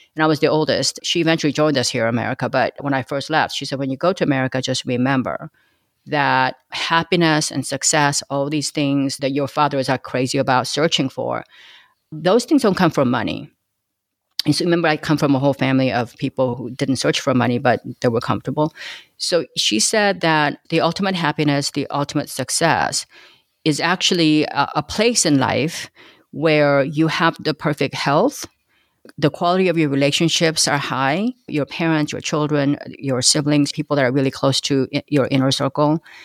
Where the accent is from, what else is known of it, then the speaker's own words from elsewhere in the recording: Los Angeles, California, United States; first language Korean; English is a second language; also born or lived in Korea; I grew up in East L